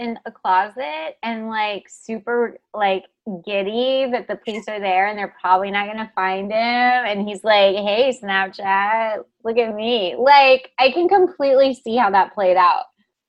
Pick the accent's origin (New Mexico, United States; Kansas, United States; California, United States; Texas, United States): Texas, United States; I call it a Coke because I'm from Texas.